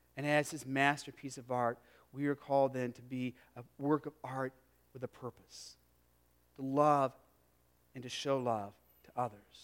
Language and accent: English; Arizona, United States; moved away; I grew up in Arizona. I grew up in the desert.